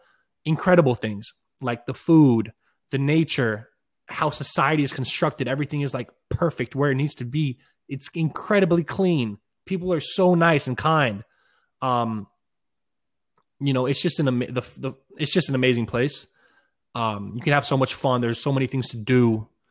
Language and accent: English; Israel; born there; Well, I was born in Israel.